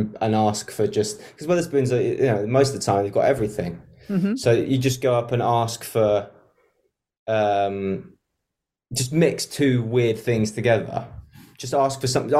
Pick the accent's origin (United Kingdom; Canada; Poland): United Kingdom; London; I grew up in London